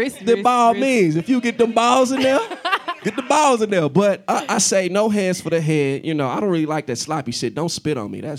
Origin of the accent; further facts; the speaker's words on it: Kansas City, United States; I'm from Kansas City, Midwest boy. I'm a little country.